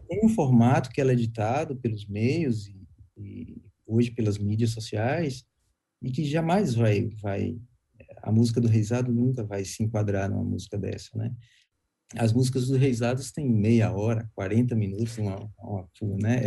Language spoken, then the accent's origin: Portuguese; Guanambi, Bahia, Brazil; also born or lived in Bom Jesus da Lapa / Caetité; now in Salvador, Brazil; Eu nasci em Bom Jesus da Lapa, mas a minha família toda é de Caeté, meus pais, meus tios, eh, meus avós, minha família toda é de Caeté, e eu me criei em Guanambi